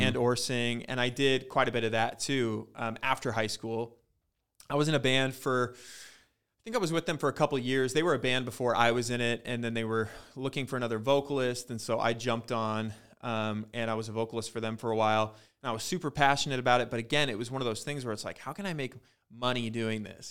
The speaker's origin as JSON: {"language": "English", "town": "Ellensburg", "region": "Washington", "country": "United States", "tie": "born or raised there", "said": "growing up in Ellensburg, and it's a really tiny town"}